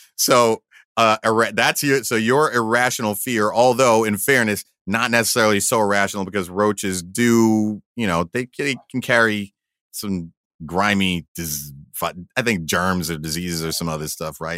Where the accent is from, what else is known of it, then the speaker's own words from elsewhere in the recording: Valley Stream, New York, United States; I grew up in Valley Stream, Long Island